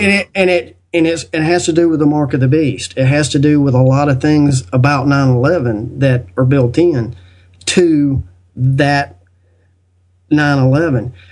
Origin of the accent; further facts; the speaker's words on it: United States; I was born in the United States